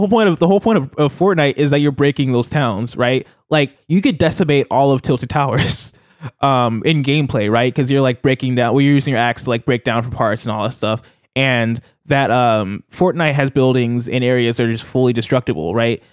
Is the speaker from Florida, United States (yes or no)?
no; Illinois, United States; I'm from Illinois